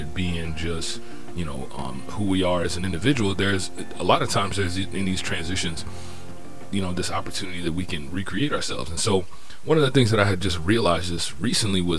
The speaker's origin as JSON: {"language": "English", "town": "Fort Lauderdale", "region": "Florida", "country": "United States", "tie": "born or raised there", "moved": "yes", "lives_now": "Norfolk, United States", "said": "I'm originally from Fort Lauderdale, Florida. Grew up in that area. Now I reside in Norfolk, Virginia"}